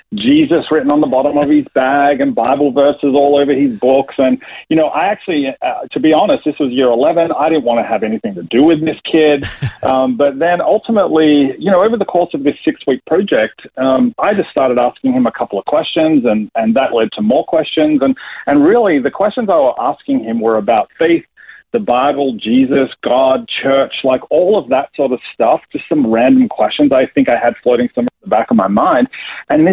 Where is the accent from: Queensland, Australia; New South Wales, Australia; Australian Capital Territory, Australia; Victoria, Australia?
Victoria, Australia; Melbourne; accent: Australian; moved away as an adult; also born or lived in New Jersey, United States / Atlanta, United States; I was born in Melbourne, Australia, in the western suburbs of Melbourne